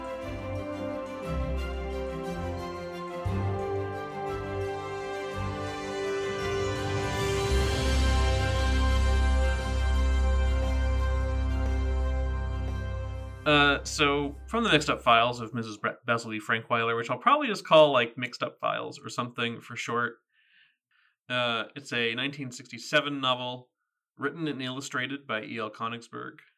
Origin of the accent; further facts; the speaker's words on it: southern Virginia, United States; moved away; growing up in Virginia, and specifically in the, like, the southerner part of Virginia